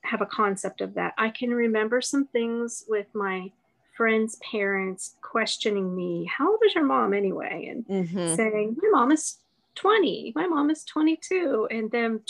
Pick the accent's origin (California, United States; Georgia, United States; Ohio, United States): Ohio, United States; I grew up in Ohio.